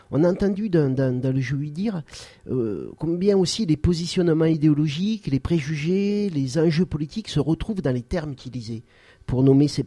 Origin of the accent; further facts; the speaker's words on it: France; Puisque je suis français et puis il mange du pain français, donc c'est mon pain à moi.